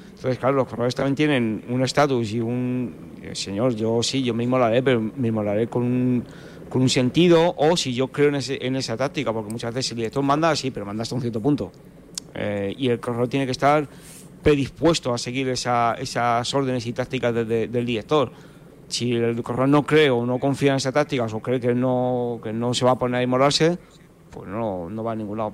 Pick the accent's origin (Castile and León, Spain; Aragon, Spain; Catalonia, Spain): Castile and León, Spain; Burgohondo; yo soy de Burgondo